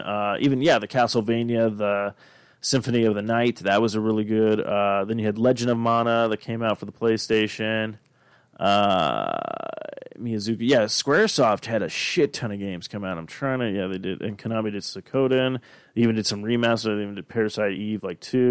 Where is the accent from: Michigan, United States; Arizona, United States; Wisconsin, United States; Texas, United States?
Arizona, United States; growing up in Arizona